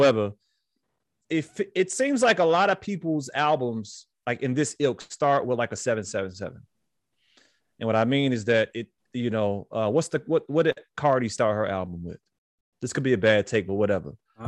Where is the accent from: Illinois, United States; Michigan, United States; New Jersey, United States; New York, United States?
Illinois, United States; Chicago; I was born on the West Side.